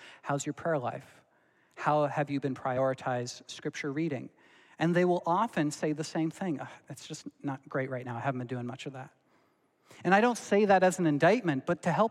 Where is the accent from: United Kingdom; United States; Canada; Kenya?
Canada; Belleville, Ontario; moved away; also born or lived in Dordt (college); my pastor that I grew up with in Belleville, Ontario